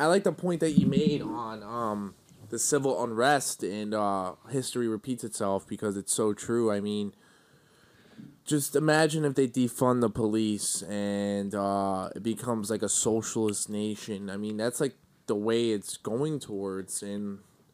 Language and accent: English; New York, United States; also born or lived in Philadelphia; I'm from New York